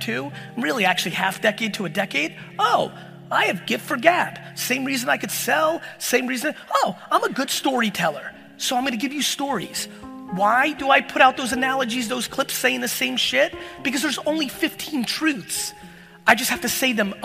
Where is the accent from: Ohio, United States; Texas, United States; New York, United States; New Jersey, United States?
New Jersey, United States; Edison; born or raised there; also born or lived in Soviet Union